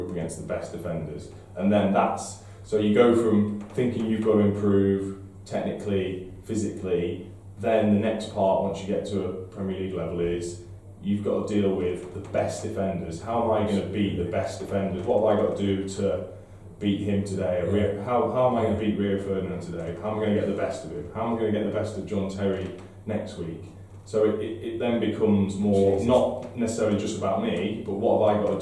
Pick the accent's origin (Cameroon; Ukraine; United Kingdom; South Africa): United Kingdom; 20 minutes from Crewe, North West England; moved away as an adult; also born or lived in Norwich; I'm 20 minutes from Crewe originally